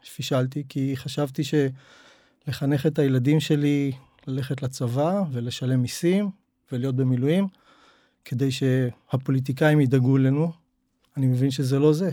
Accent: Tel Aviv, Tel Aviv District, Israel; moved away as an adult; now in Zikhron Ya'akov, Israel; אני במקור מתל אביב

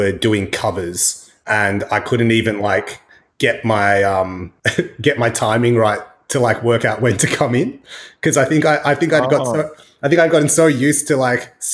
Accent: Australia; Growing up in Australia

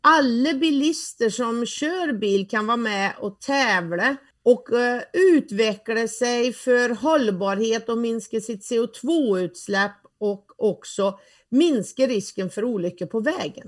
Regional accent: Värmland, Sweden; accent: Värmländska

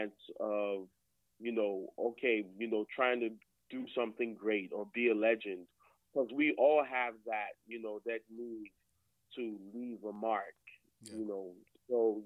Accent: Nigeria; moved away as an adult; I was born in Nigeria. Came over here in, you know, not too long ago, 2014, for education

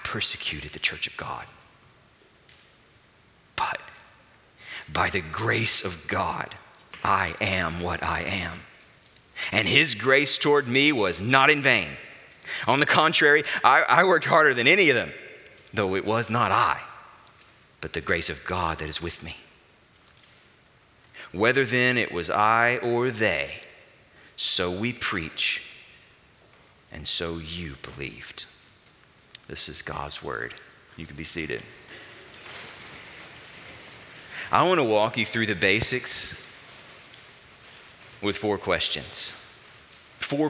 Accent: Alabama, United States; I grew up in Alabama

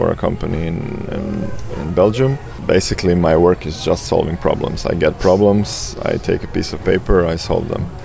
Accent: Rijeka, Primorje-Gorski Kotar County, Croatia; Croatia is my home. Rijeka in North Adriatic is where I grew up and where I constantly return

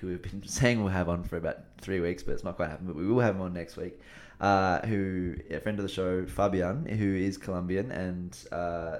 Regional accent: England, United Kingdom; now in Australia; we're English England fans, but we do live in Australia. We are both half Australian.

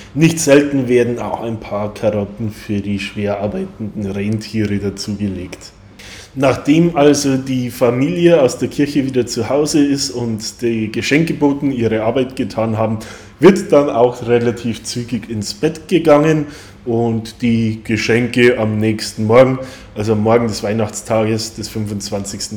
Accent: Bavaria, Germany; now in Ireland; Als Bayer und als jemand, der schon in früher Kindheit immer ein begeisterter Christkindlmarktgänger war

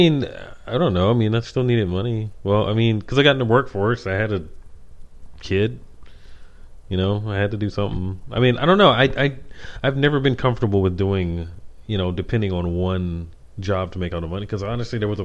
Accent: New York City, New York, United States; I'm from Harlem

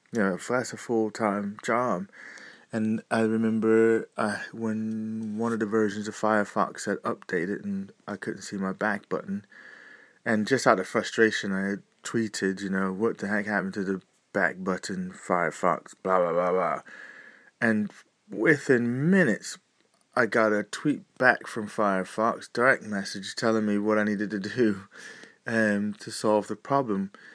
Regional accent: United States; moved away; being a displaced American that I am, I have a eye across the sea to see what's going on over in my home country

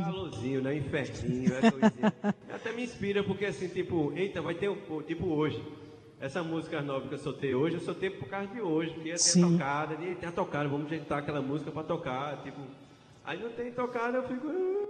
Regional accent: Paraíba, Brazil; nosso Nordeste aqui, nossa Paraíba

